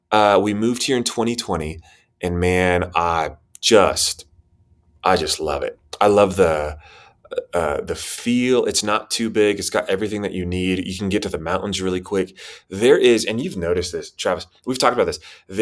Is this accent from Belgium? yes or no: no; Spain; also born or lived in Costa Rica / Chile; I was born in Costa Rica, and their father was a diplomat or a doctor or a missionary. So a lot of language training schools there. That's where I was born. Moved to Chile. But I was raised mostly in Spain.